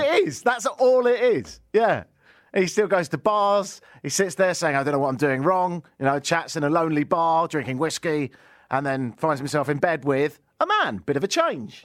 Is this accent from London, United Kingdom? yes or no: no; Brighton, South East England, United Kingdom; moved away; my hometown of Brighton in, uh, southern England